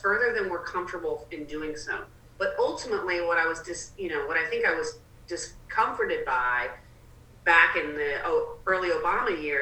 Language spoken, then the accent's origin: English; the South, United States; also born or lived in Atlanta, Georgia / South Carolina; I grew up in Georgia and South Carolina.